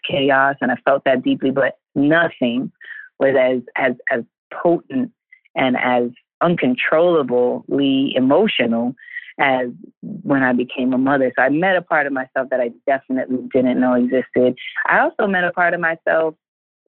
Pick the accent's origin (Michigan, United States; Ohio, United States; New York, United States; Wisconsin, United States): New York, United States; New York City; a girl growing up in Hell's Kitchen in Harlem in New York City.